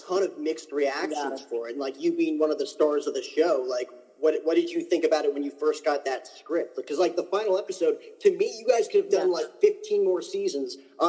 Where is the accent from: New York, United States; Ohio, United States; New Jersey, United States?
New Jersey, United States; now in Phoenix, United States; I grew up in New Jersey.